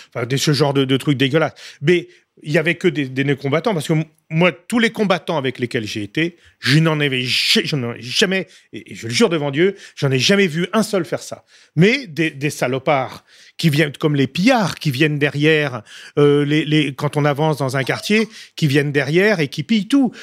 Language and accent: French; France; en tant que Français